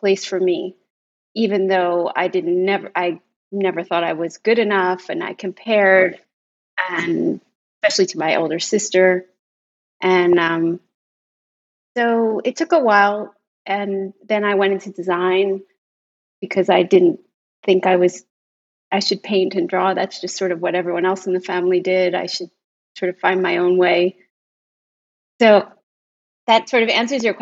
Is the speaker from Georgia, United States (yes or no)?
no; Philadelphia, Pennsylvania, United States; I'm from Philadelphia